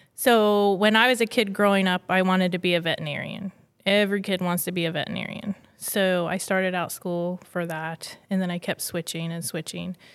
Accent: Largo, Florida, United States; born and raised in Florida

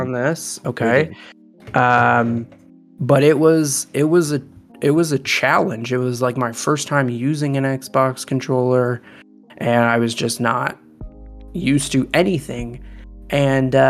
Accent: Canada; accent: Canadian; I am Canadian

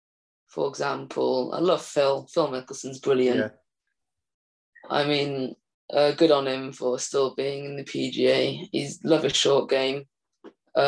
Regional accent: Aberystwyth, Wales, United Kingdom; Wales, my home country

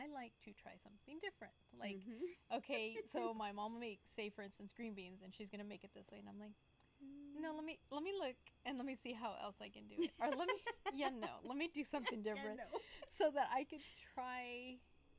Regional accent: West Texas, United States; moved away; I'm from West Texas, so things that we do are a bit different

